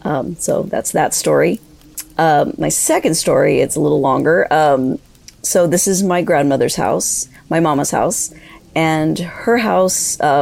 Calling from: East Los Angeles, California, United States; I'm calling from East Los Angeles, California

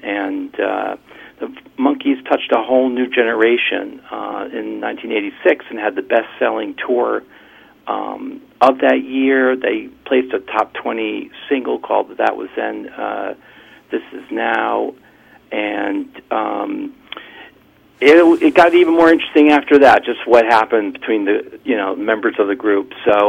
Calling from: Port Washington, New York, United States; I'm calling from Port Washington, New York.

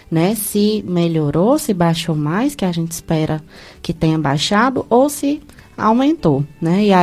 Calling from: Milagres, Ceará, Brazil; Hum, bom dia, eu sou aqui de Milagres.

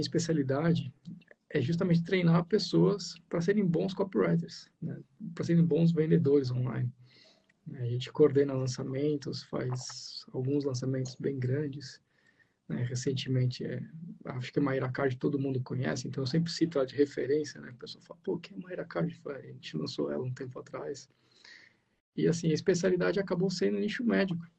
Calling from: Ubatuba, São Paulo, Brazil; eu falo de Batuba, né? São Paulo, litoral norte de São Paulo aqui

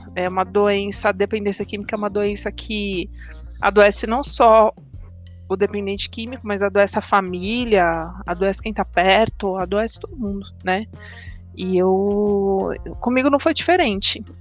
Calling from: São Paulo, Brazil; Eu falo de São Paulo

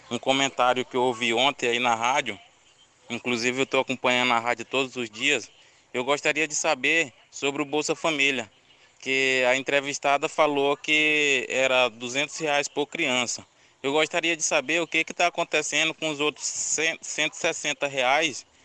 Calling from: Cuiabá, Mato Grosso, Brazil; sou aqui de Cuiabá.

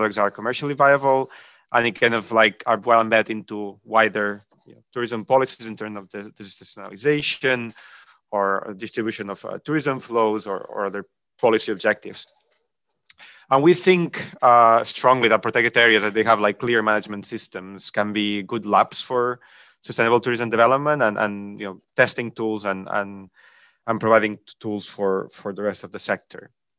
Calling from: Malaga, Andalusia, Spain; I'm speaking from Malaga, southern Spain, at the IUCN Mediterranean Center.

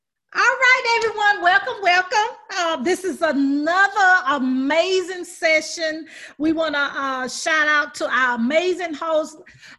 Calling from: Atlanta, Georgia, United States; I'm in Atlanta.

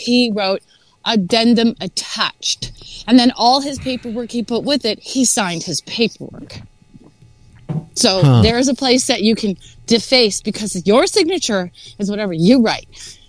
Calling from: California, United States; No, I talked to you. I'm from Sonoma County. I talked to you a couple times.

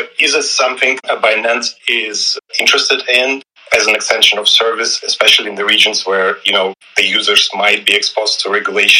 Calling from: Hong Kong; I'm joining you from Hong Kong.

